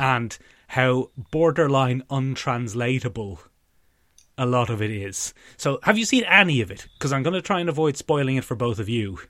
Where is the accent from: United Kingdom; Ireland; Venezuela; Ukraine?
Ireland; as Irish people of our approximate generation